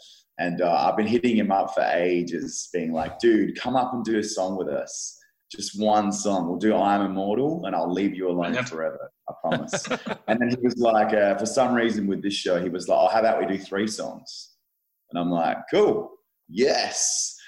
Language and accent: English; Adelaide, South Australia, Australia; Like, I'm from Adelaide, which is like a small version of Melbourne, a little brother to Melbourne.